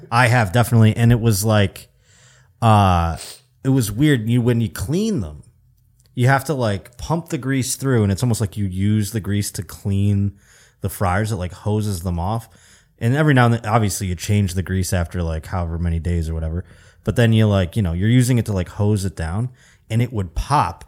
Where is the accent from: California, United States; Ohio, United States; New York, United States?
New York, United States; now in Burbank, United States; growing up in New York State